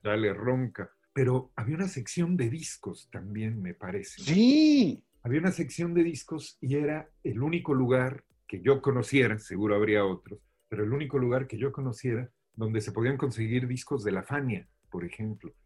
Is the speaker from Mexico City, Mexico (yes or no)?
yes; Mexico City, Mexico; born or raised there; moved away